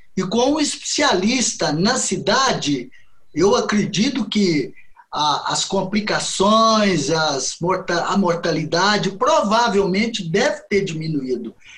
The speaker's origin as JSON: {"language": "Portuguese", "town": "Belo Horizonte", "region": "Minas Gerais", "country": "Brazil", "said": "eu sou de Belo Horizonte, Minas Gerais. Eu me formei aqui em Belo Horizonte em 1975"}